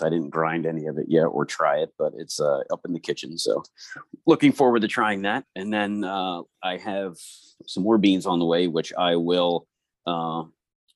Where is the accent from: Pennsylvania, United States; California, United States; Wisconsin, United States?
Pennsylvania, United States; Bangor; I've only ever lived outside of Bangor for a few years, and I moved back